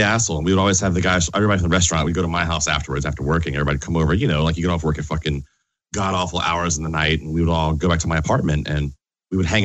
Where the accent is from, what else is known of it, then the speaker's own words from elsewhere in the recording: Richmond, Virginia, United States; I grew up in Richmond, Virginia